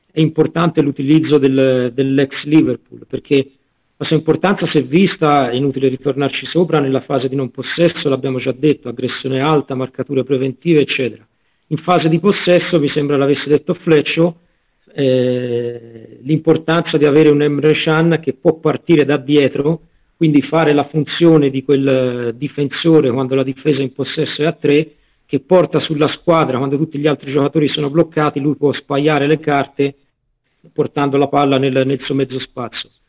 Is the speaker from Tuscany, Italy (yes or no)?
yes; Tuscany, Italy; io e il prof siamo, siamo toscani